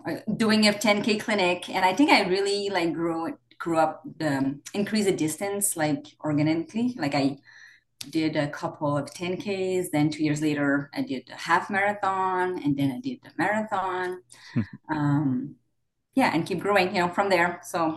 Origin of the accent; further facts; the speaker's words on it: Northwest Quebec, Canada; English is a second language; moved away as an adult; also born or lived in Vancouver / South Surrey / Northern Alberta; I grew up in Northwest Quebec, a remote area.